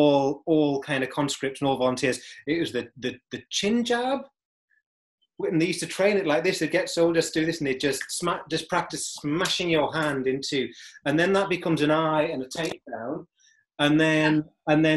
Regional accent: United Kingdom; as a Brit

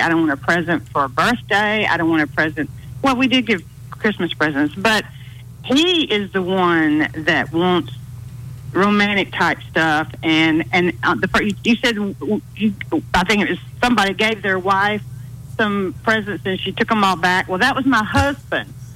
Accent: Hueytown, Alabama, United States; I grew up in Hueytown

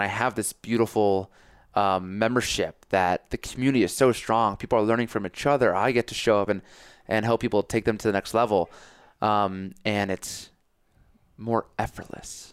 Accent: Connecticut, United States; I'm from Connecticut

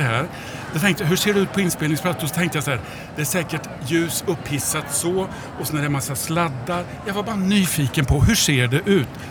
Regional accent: Degerfors, Örebro County, Sweden; jag är från Degerfors

